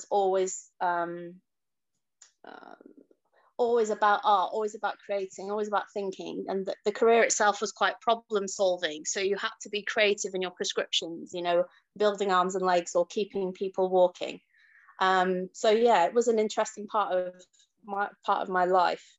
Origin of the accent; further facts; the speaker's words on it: Leeds, Yorkshire and the Humber, United Kingdom; I was born in Leeds and grew up in Chapel Town